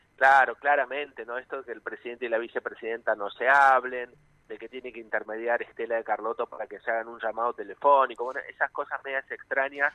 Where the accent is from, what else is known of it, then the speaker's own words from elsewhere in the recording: Argentina; cómo somos los, los argentinos y las argentinas